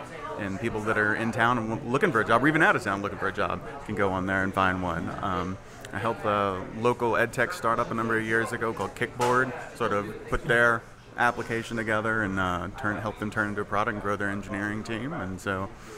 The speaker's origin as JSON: {"language": "English", "town": "Jonesboro", "region": "Arkansas", "country": "United States", "tie": "born or raised there", "moved": "as an adult", "lives_now": "New Orleans, United States", "said": "I was born and raised in Arkansas. I came down here to go to Tulane at 18 and never left."}